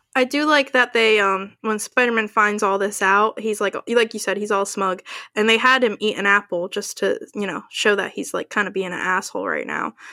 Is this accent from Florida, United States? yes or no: no; New Jersey, United States; we are from Jersey. I still live in Jersey